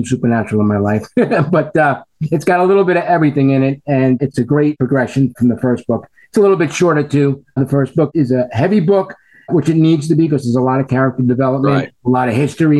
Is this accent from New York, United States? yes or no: yes; New York, United States; I'm an attorney from New York